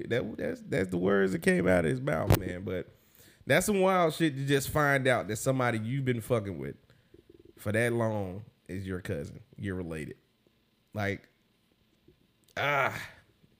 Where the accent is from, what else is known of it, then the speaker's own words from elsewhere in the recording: Arkansas, United States; I grew up in Bobville, Arkansas.